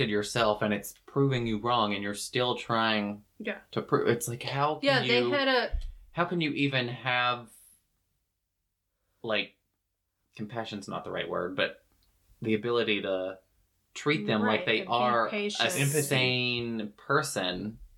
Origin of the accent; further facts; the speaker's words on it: the South, United States; I'm from the South where that runs rampant